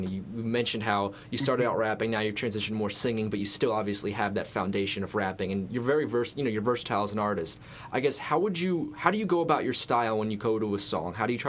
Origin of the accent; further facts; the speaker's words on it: Philadelphia, Pennsylvania, United States; I'm from Philadelphia